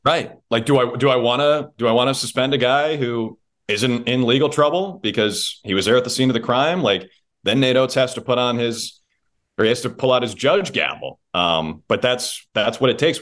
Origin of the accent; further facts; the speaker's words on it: Midwest, United States; moved away as an adult; also born or lived in Alabama; We're both from the Midwest